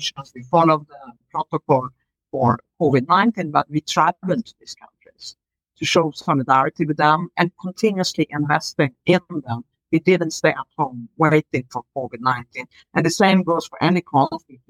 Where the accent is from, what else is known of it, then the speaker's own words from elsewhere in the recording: Sweden; I grew up in Sweden